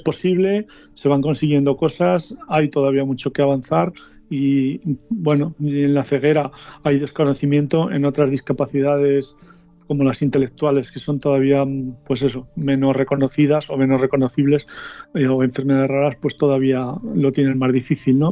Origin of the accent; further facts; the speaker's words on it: Soria, Castile and León, Spain; now in Madrid, Spain; en el que yo me movía en mi pueblo de Soria